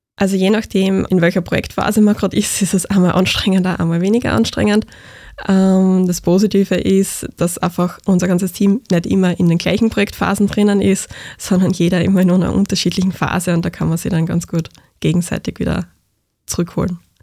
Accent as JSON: {"language": "German", "area": "Graz area", "region": "Styria", "country": "Austria", "said": "ich komme aus Graz Umgebung"}